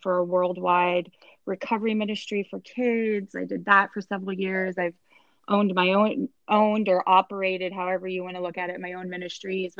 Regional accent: San Antonio, Texas, United States; moved away as an adult; also born or lived in Florida; I am born and raised in San Antonio, Texas

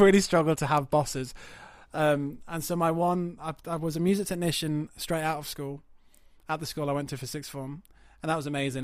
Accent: Yorkshire and the Humber, United Kingdom; moved away as an adult; also born or lived in High Wycombe; I moved from North Yorkshire and, uh, you know, grew up in towns and villages

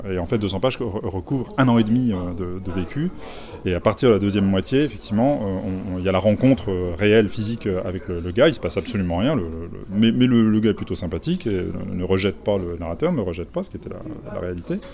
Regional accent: La Rochelle, Nouvelle-Aquitaine, France; Et puis c'est La Rochelle qui est ma ville natale au demeurant.

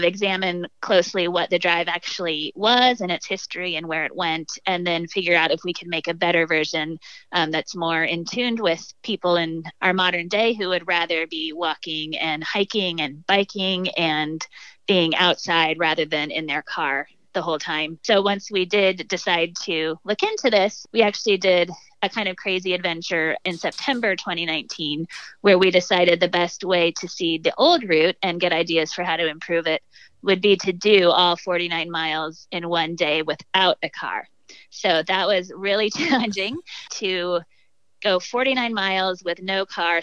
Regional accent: Davis, California, United States; also born or lived in San Francisco; I'm a native of Northern California. I grew up in Davis near Sacramento

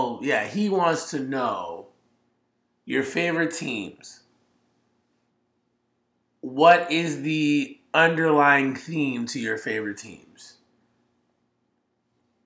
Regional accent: Boston, Massachusetts, United States; I'm from Boston

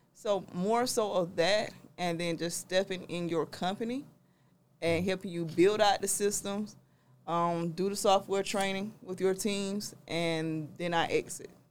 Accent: South Georgia, United States; also born or lived in Albany, Georgia / Atlanta, Georgia; I'm from South Georgia

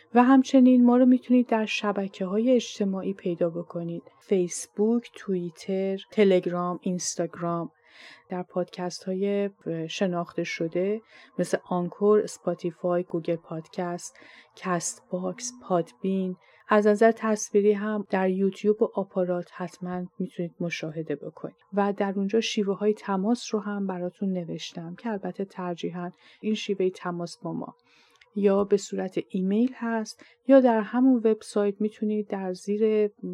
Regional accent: Iran; first language Persian; moved away as an adult; now in Canada; منی که در ایران بزرگ شدم

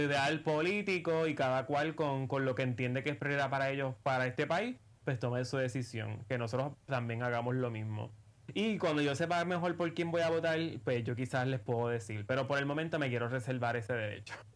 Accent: Puerto Rico; somos dos ciudadanos puertorriqueños que se preocupan por su país

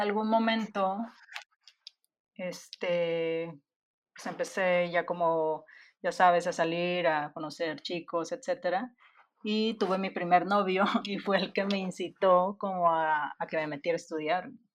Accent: Monterrey, Nuevo León, Mexico; soy de Monterrey

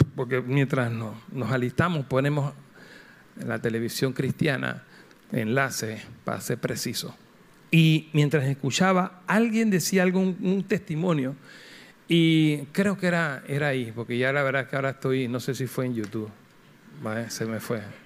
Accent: Panama

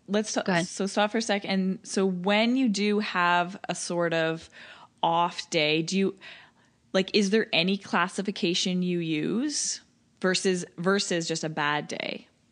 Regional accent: Toronto, Ontario, Canada; showing you my hometown

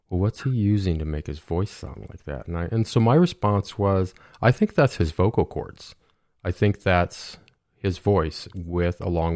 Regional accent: Owosso, Michigan, United States; also born or lived in Chicago area; now in Chicago, United States; I'm from Owosso, Michigan

